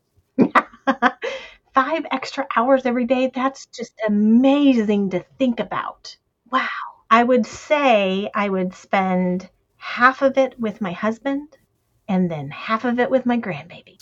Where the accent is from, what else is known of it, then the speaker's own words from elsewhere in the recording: the South, United States; We're from the South, so we say stuff like